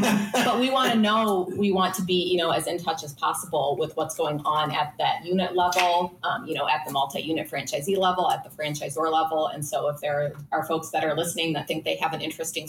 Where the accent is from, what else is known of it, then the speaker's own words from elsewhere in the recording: Minnesota, United States; But yeah. I'm from Minnesota.